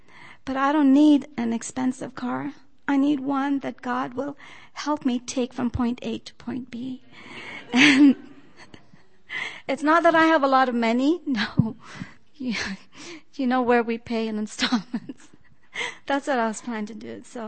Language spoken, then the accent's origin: English; Loma Linda, California, United States; Good morning. … I'm from Loma Linda.